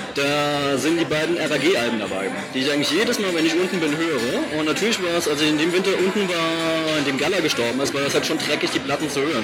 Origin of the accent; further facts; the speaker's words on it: Saarbrücken, Saarland, Germany; in Saarbrücken, wo ich herkomme